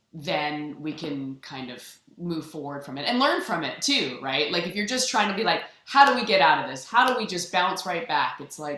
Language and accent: English; Canada; I'm also Canadian